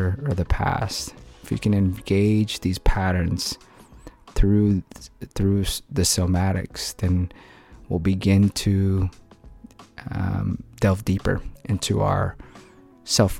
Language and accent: English; Philippines; moved away; I grew up in the Philippines